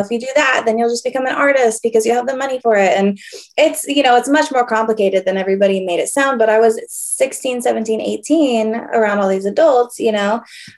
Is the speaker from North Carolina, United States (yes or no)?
no; Orange County, California, United States; also born or lived in Rancho Santa Margarita, California / Temecula, California / Corona, California; now in Menifee, United States; So I was born and raised in Orange County.